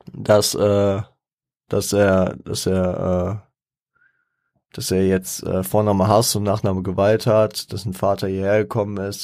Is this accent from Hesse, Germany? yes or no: yes; Frankfurt, Hesse, Germany; da ich stolzer Frankfurter bin. Ich bin, ich bin auch froh hier, ich, ich liebe Frankfurt